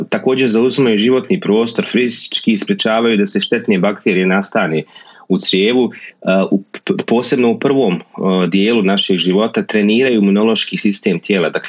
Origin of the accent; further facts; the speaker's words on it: Bosnia & Herzegovina; kod nas u Bosni